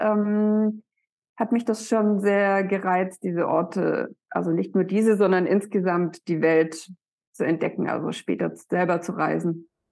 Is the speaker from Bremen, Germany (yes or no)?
no; Black Forest, Baden-Württemberg, Germany; moved away as an adult; now in Hamburg, Germany; ich komme ja aus dem Schwarzwald